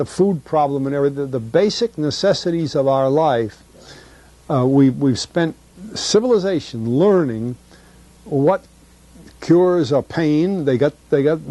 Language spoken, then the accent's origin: English; New England, United States; And I grew up in New England